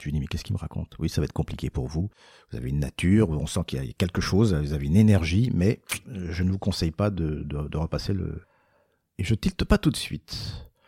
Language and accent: French; Paris, Île-de-France, France; je suis né à Paris, je suis français, j'ai pas d'accent